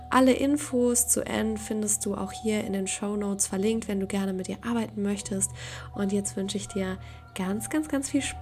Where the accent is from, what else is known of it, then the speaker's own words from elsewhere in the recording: Poland; German is a second language; moved away as an adult; now in Germany; ich bin in Polen aufgewachsen. Ich bin nach Deutschland gekommen